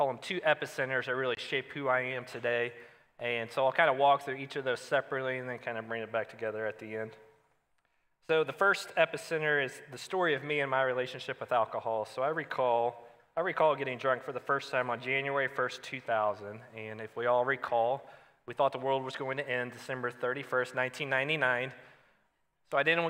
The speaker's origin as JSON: {"language": "English", "town": "Chrisney", "region": "Indiana", "country": "United States", "tie": "born or raised there", "moved": "yes", "lives_now": "Shelby County, United States", "said": "I grew up in Christney, Indiana. That's a small town near Santa Claus"}